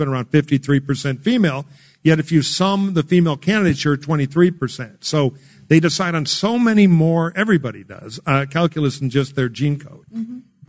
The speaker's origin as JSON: {"language": "English", "region": "Michigan", "country": "United States", "tie": "born or raised there", "moved": "yes", "said": "He's negative 20 in my home state of Michigan"}